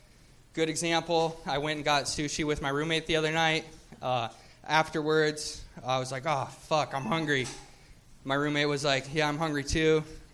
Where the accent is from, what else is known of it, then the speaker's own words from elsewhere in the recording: Portland, Oregon, United States; now in La Jolla, United States; I've been down here for like 5 years, but I'm from Portland originally.